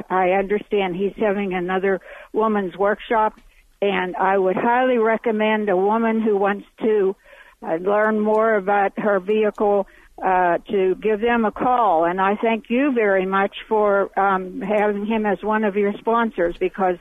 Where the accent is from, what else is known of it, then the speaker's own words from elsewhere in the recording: Pittsburgh, Pennsylvania, United States; also born or lived in Surprise, Arizona; I'm a snowbird from Pittsburgh, Pennsylvania